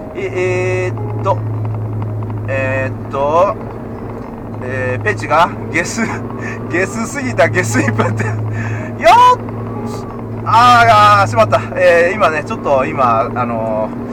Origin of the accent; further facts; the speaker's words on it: Osaka, Japan; moved away; 虎兄はね関西人なんであの、大阪、昔ずっと大阪住んでて